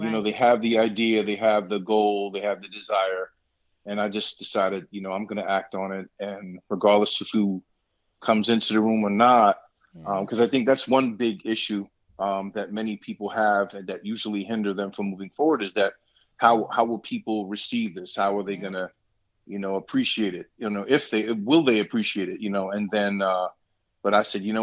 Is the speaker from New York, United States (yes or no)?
yes; New York City, New York, United States; moved away as an adult; now in Allentown, United States; I'm born and raised in Brooklyn, New York City.